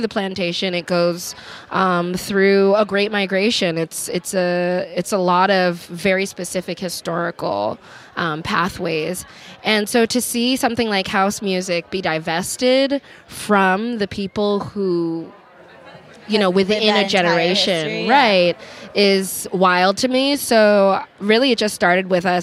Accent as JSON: {"language": "English", "region": "New York", "country": "United States", "tie": "born or raised there", "moved": "yes", "lives_now": "Los Angeles, United States", "said": "growing up in New York"}